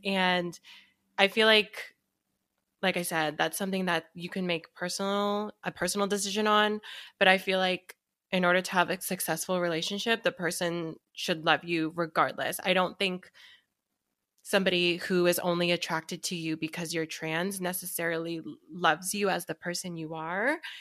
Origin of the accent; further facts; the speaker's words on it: Seattle, Washington, United States; I'm from Seattle